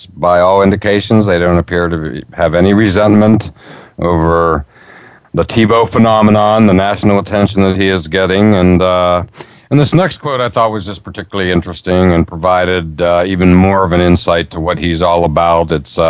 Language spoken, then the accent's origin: English; Altoona, Pennsylvania, United States; moved away; also born or lived in Florida / Northeast US; my hometown of Altoona, Pennsylvania.